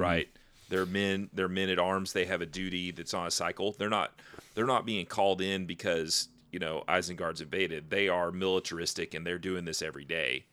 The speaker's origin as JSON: {"language": "English", "country": "United States"}